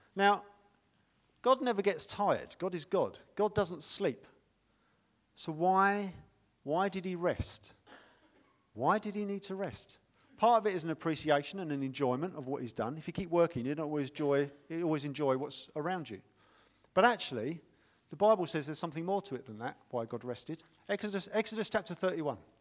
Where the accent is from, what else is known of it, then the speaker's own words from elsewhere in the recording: United Kingdom; we're British